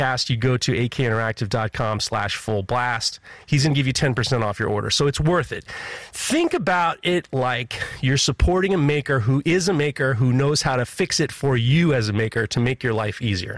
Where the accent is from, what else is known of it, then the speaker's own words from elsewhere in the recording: New York City, New York, United States; I grew up in Manhattan.